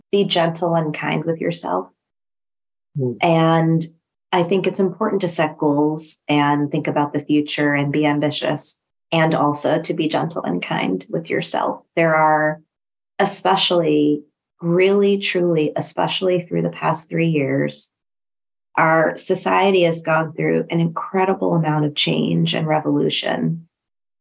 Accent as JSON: {"language": "English", "region": "New Mexico", "country": "United States", "tie": "born or raised there", "moved": "yes", "lives_now": "DMV area, United States", "said": "We grew up in New Mexico"}